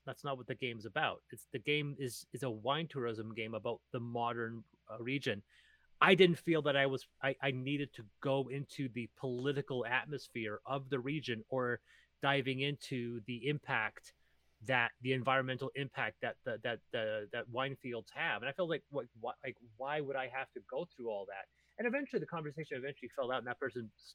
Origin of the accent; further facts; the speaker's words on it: Naramata/Penticton area, British Columbia, Canada; my hometown